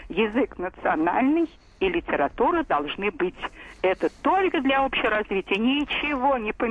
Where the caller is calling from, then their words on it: Novosibirsk, Novosibirsk Oblast, Russia; Хочу сказать, я из Новосибирска, Раиса Сергеевна. Мне уже 80-й да. год